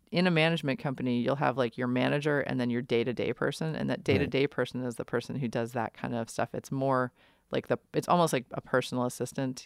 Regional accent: New York City, New York, United States; moved away; I grew up in New York City and I played in bands in the late 90s.

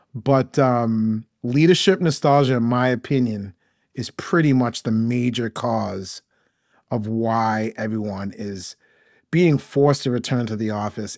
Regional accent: Maine, United States; moved away as an adult; now in Atlanta, United States; I'm originally from Maine, grew up in Maine

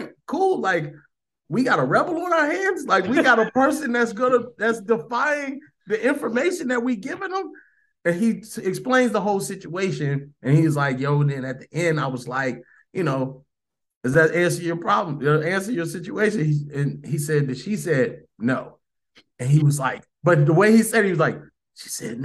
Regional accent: Chicago, Illinois, United States; moved away as an adult; also born or lived in Orlando, Florida; I'm from Chicago

